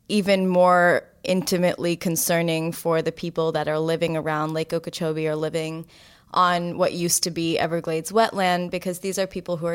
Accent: Florida, United States; moved away; my home state of Florida

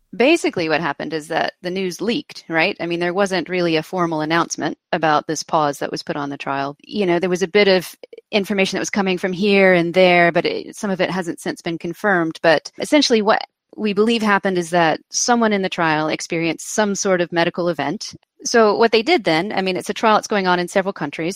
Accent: United States; I'm American

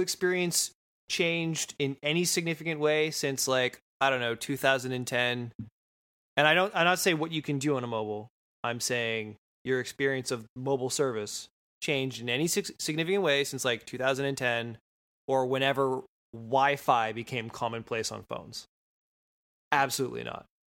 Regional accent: Sault Ste. Marie, Ontario, Canada; I'm from Sault Ste. Marie

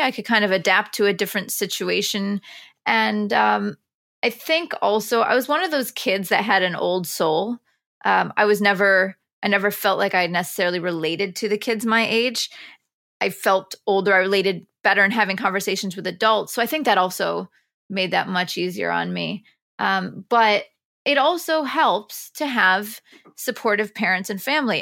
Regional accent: near Binghamton, upstate New York, United States; born or raised there; moved away as an adult; now in New York City, United States

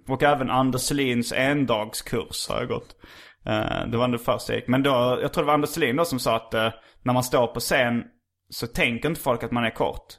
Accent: Lund, Skåne, Sweden; jag är uppvuxen i Lund och eh, har väldigt akademiska föräldrar.

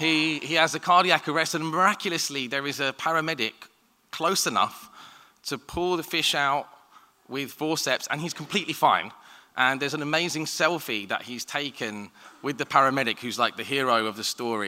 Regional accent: London, United Kingdom; I grew up in Southeast London

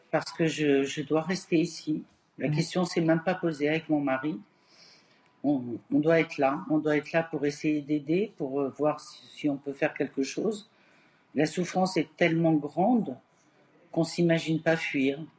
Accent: France; je suis française j'ai plus profond de mon être aussi.

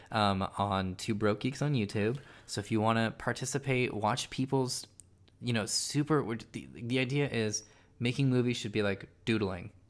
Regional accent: Silicon Valley, California, United States; I'm from Silicon Valley, my dad's an engineer

